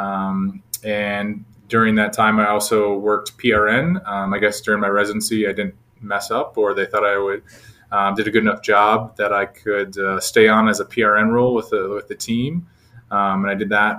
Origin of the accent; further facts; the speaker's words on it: Minnesota, United States; moved away as an adult; now in Dallas, United States; I grew up back in Minnesota